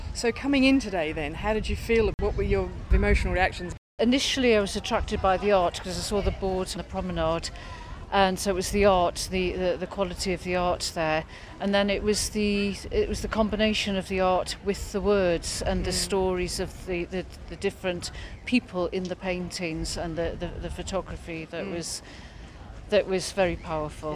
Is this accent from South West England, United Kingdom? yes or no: yes; Weymouth, South West England, United Kingdom; I'm from Weymouth